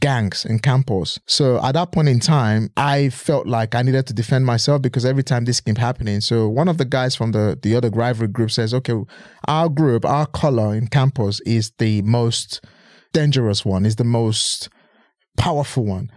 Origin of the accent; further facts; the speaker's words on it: Edo, Nigeria; moved away as an adult; now in United Kingdom; I'm originally from Edo State. I was born and bred in Nigeria.